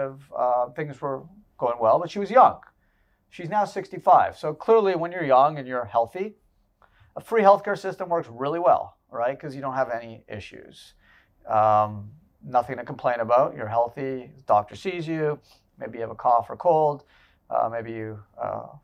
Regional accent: Canada; moved away as an adult; now in United States; I was born in Canada and I spent first 22 years of my life there

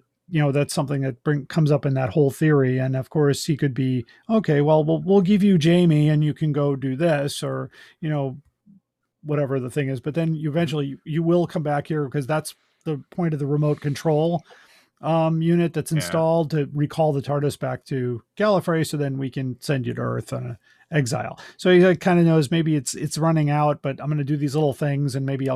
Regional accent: Scotland, United Kingdom; I'm Scottish.

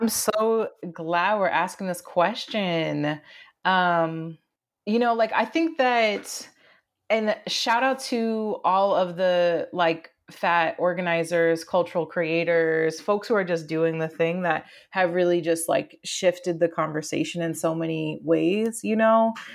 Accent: rural Maine, United States; moved away as an adult; also born or lived in Southern Florida / Amherst, Massachusetts; I was born in Southern Florida, grew up in rural Maine, escaped to college at UMass Amherst

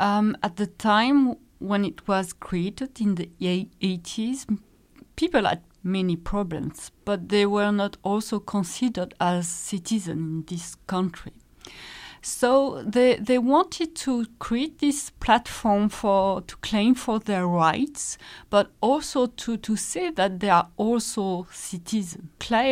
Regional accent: Normandy, France; now in Luxembourg; Well, I'm from Normandy, which is the northwest of France, the landing beaches. Been in Luxembourg for, 15 years now.

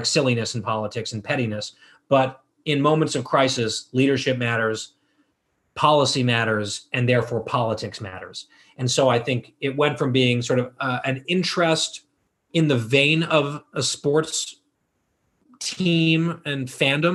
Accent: Northern New Jersey, United States; I grew up in Northern New Jersey after I moved back to the US.

